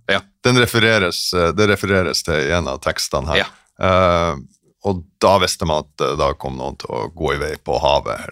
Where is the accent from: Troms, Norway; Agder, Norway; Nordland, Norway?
Nordland, Norway; Sortland; moved away as an adult; also born or lived in Berlin / Stockholm; now in Oslo, Norway; Jeg er fra, fra Sortland